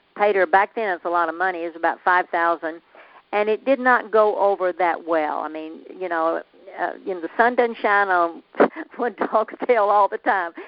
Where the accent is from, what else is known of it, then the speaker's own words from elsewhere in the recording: Nashville, Tennessee, United States; accent: southern; moved away as an adult; also born or lived in Florida / Phoenix; I grew up in Nashville, the home of the Grand Ole Opry